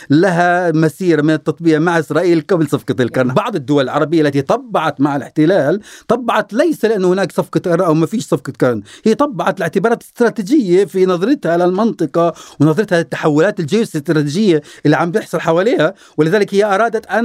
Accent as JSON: {"language": "Arabic", "country": "Palestine"}